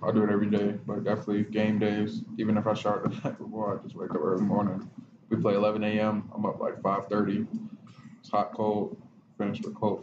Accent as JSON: {"language": "English", "region": "Florida", "country": "United States", "moved": "yes", "lives_now": "Champaign, United States", "said": "I'm from Florida"}